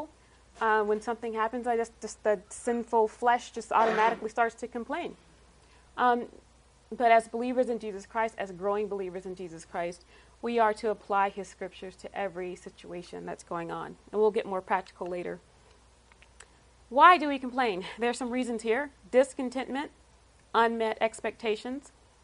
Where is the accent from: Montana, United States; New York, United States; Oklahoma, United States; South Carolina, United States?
South Carolina, United States; moved away as an adult; also born or lived in Los Angeles area, California; now in San Diego, United States; I grew up in South Carolina